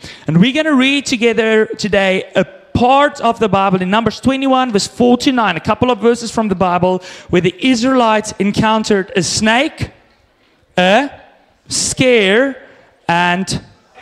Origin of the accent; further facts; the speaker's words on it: South Africa; now in Canada; I grew up in South Africa